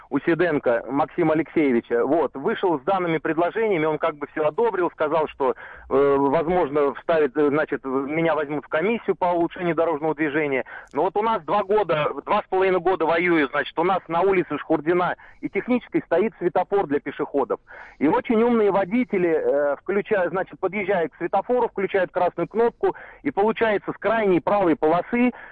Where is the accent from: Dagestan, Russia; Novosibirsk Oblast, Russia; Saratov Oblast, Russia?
Saratov Oblast, Russia; Saratov